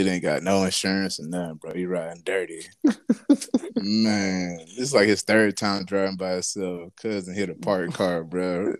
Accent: Perry, United States; so growing up in Perry, like we had this big field.

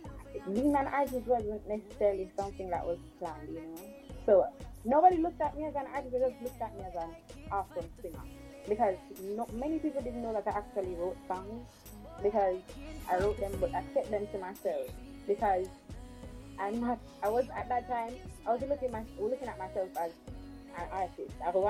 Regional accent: Kingston, Jamaica; Well, I'm from Kingston. Yeah … is from Kingston.

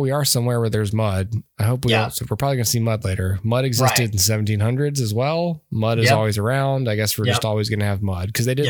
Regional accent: Georgia, United States; We're from Georgia.

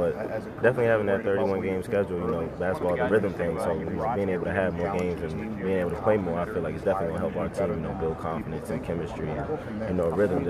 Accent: Northeast, United States; moved away; as a kid growing up in the Northeast

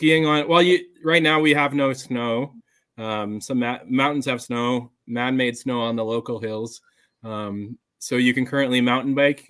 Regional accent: Saskatoon, Saskatchewan, Canada; also born or lived in Calgary; now in Edmonton, Canada; but I was born in Saskatoon, Saskatchewan, which is the province over.

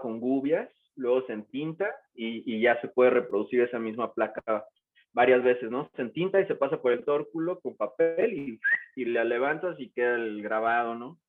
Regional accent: Morelos, Mexico; yo soy originario de Morelos, que es un estado que está pegado a la Ciudad de México

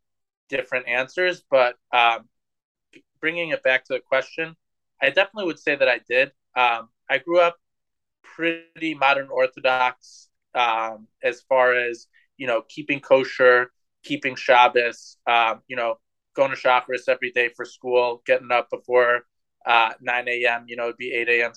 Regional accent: Cleveland, Ohio, United States; growing up in Cleveland, Ohio

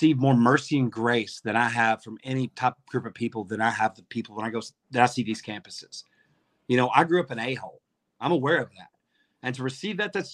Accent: Arkansas, United States; now in Indiana, United States; Growing up in Arkansas, I grew up as basically a card-carrying member of the racist community

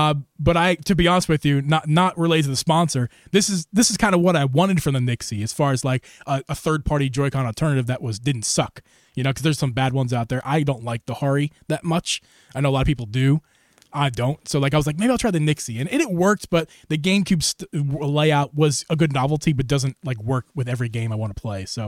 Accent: Philadelphia, Pennsylvania, United States; We found out that we're from the Philly area, of the Philly.

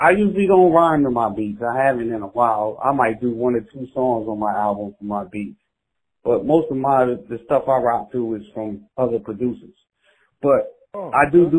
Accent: Red Bank, New Jersey, United States; I was from Red Bank

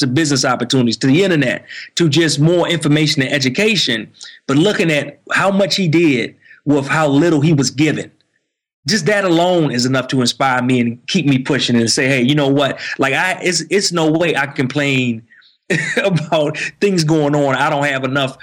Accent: D.C. area, Maryland, United States; moved away as an adult; now in Atlanta, United States; I grew up in Maryland in the D.C. area. Now we actually have moved and we live, like you mentioned, in Atlanta, outside of Atlanta

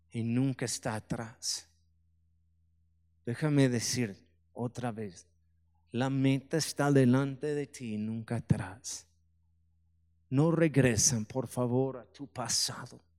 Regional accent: Mexico; muchos me dijeron no en inglés, me molestó eso, yo pienso que soy tan mexicano, pero vieron mis piernas en el video

